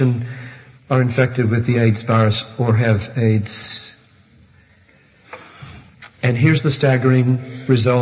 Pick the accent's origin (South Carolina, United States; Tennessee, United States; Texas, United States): South Carolina, United States; Greenville; when I was growing up in Southern Baptist Church in Greenville, South Carolina